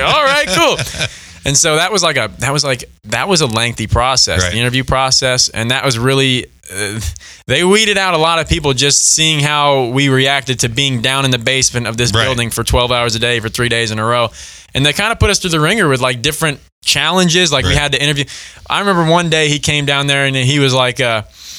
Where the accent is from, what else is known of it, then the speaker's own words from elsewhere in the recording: New York, United States; moved away; I was born and raised in New York